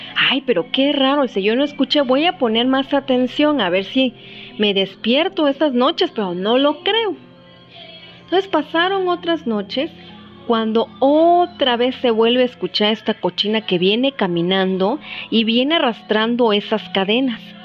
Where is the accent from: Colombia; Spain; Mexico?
Mexico